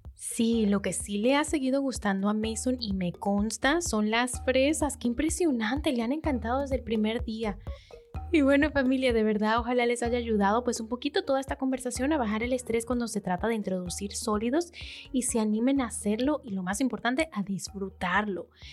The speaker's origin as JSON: {"language": "Spanish", "country": "Venezuela", "said": "como venezolanas que somos"}